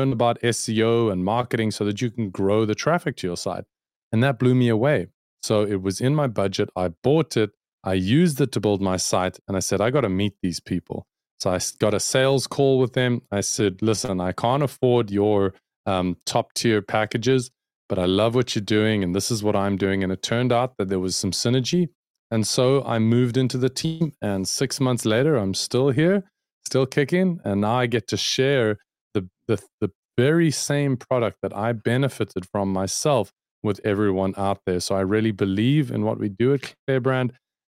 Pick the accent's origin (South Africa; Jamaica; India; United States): South Africa; I'm a South African, born and bred and based in South Africa, working for an American company called clearbrand.com.